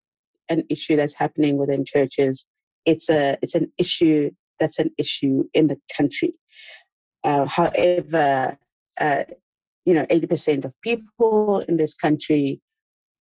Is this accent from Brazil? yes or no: no; South Africa; moved away as an adult; also born or lived in Washington, DC, United States; I am in South Africa. I'm South African.